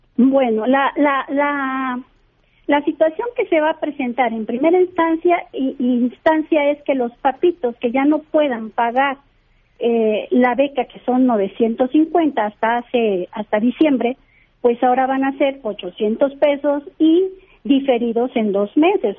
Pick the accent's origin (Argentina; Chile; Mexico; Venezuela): Mexico; somos mexicanas, somos mexicanos